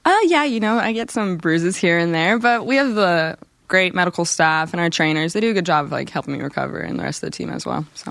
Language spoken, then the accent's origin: English; Colorado, United States; moved away as an adult; now in Utah, United States; I'm from Colorado